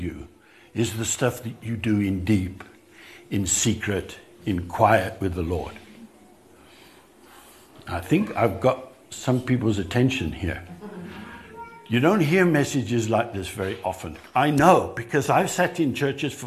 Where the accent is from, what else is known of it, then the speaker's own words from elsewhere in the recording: England, United Kingdom; moved away as an adult; now in South Africa; I grew up in England